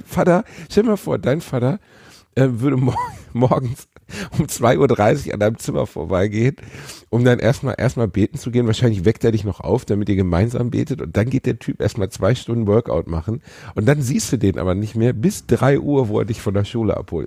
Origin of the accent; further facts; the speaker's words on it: Gelsenkirchen, North Rhine-Westphalia, Germany; Ich bin in Gelsenkirchen aufgewachsen.